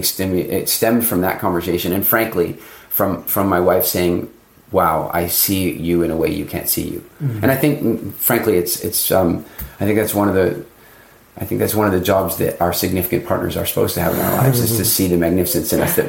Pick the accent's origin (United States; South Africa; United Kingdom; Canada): South Africa; I was born in South Africa. My family's been in South Africa.